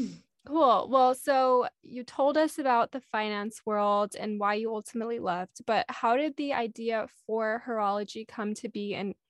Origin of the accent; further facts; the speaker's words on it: Texas, United States; I'm from Texas, so I'm used to it